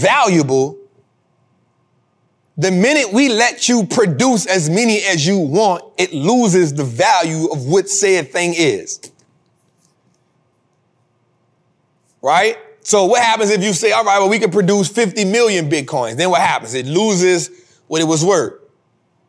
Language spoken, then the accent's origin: English; United States; I'm an American. I live here